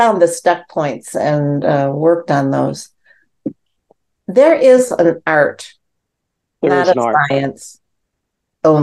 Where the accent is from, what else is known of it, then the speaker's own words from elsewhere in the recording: Midwest, United States; I'm from the Midwest